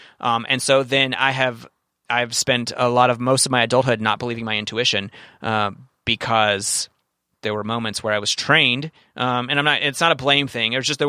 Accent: Kentucky, United States; If you grew up in Brooklyn and I grew up in Kentucky

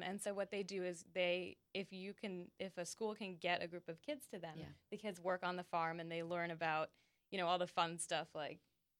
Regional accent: St. Albans, Vermont, United States; moved away; The St. Albans, which is named after the co-op in my hometown

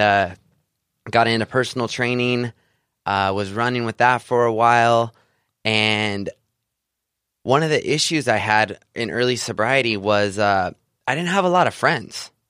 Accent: Central California, United States; I grew up in Central California, a small farming community outside of the Sequoia National Park

